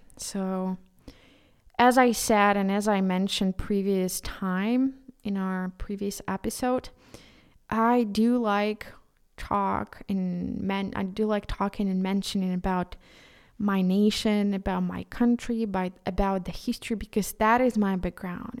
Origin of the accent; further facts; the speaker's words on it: Ukraine; first language Ukrainian; English is a second language; as a Ukrainian, and for me, Ukrainian is, is my, my, my, my mother tongue